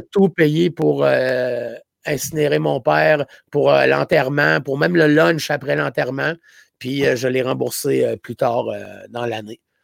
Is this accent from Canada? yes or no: yes; Gaspésie, Quebec, Canada; moved away; je venais de la Gaspésie